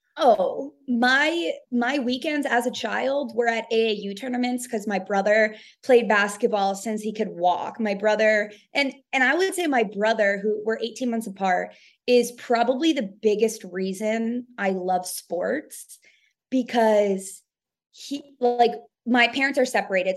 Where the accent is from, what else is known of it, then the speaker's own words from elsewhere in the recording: New York, United States; moved away; also born or lived in Kentucky; I'm from New York